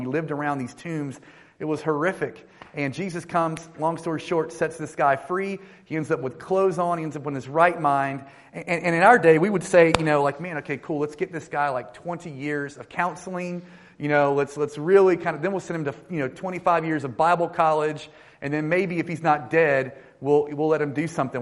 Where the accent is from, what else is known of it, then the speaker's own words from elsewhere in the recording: North Carolina, United States; I lead a church uh, called One Harbor in North Carolina, actually in my hometown.